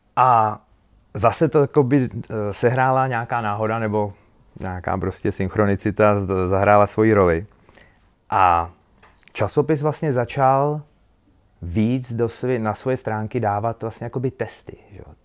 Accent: Bílina, Ústí nad Labem Region, Czechia; now in Most, Czech Republic; jsem z Bíliny, původně z Bíliny, teď žiju v Mostě

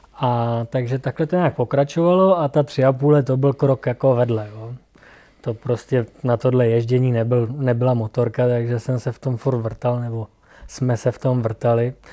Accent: Plzeň Region, Czechia; jsem z Plzeňska

